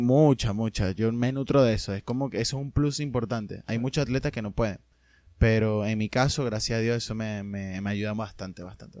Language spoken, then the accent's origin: Spanish; Venezuela; also born or lived in Argentina